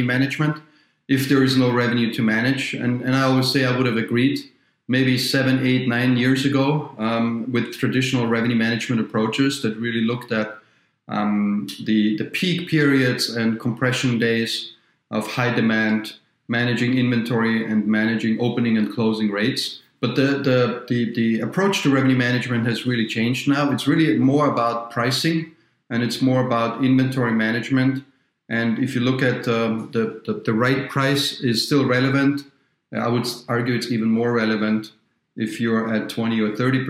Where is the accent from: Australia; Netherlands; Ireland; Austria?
Austria; moved away as an adult; also born or lived in Vienna, Austria / New York, United States / Paris, France / London, United Kingdom; now in Minnesota, United States; I'm from near Munich, not in Munich, near Munich